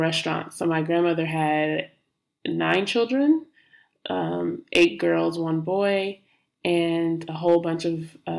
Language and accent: English; Hayward, California, United States; moved away as an adult; now in Brooklyn, United States; I grew up in Hayward, California, which is in the Bay Area. I currently live in Brooklyn. I've been here for about 5 years